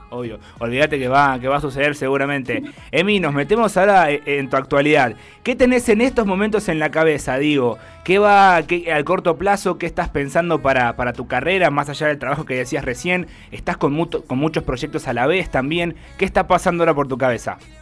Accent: Argentina; una provincia nuestra

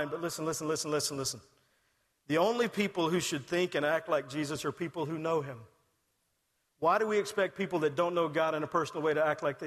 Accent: Texas, United States; I'm from Texas.

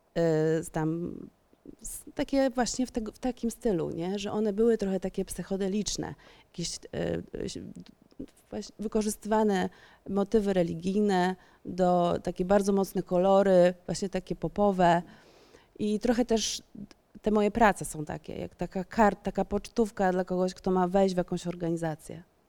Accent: Warsaw, Masovian Voivodeship, Poland; wychowywałam się na Ursnowie w Warszawie

